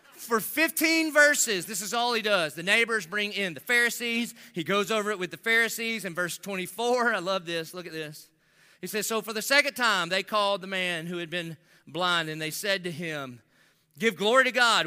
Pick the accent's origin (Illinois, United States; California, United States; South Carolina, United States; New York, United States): South Carolina, United States; Dillon; I'm from Dillon